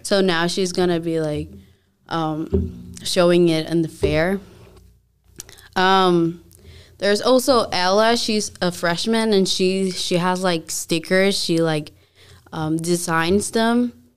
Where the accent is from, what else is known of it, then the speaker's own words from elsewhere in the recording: Dominican Republic; moved away; I'm from the Dominican Republic, so I started there